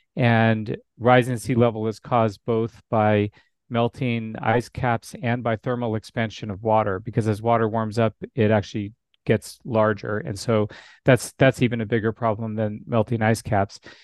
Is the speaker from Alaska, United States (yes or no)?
yes; Alaska, United States; now in Arizona, United States; And I grew up in Alaska. So I was born and raised in Alaska.